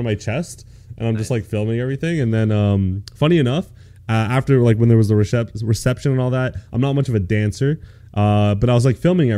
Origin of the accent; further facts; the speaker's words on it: Canada; I'm a Canadian boy.